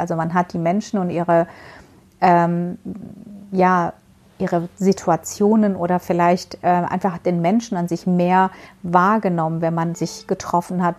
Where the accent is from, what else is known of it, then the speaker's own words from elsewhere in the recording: Baku, Azerbaijan; moved away; in meiner Heimat. Ähm, Mhm. Äh, weil ich, du weißt ja, ich komme aus der Ecke